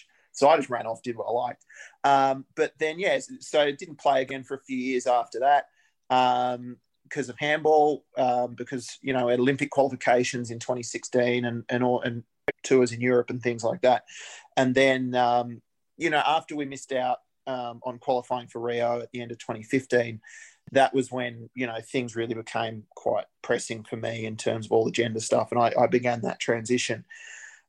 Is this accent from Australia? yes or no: yes; Albury, New South Wales, Australia; moved away as an adult; now in Canberra, Australia; I grew up in Albury Wodonga and started playing there.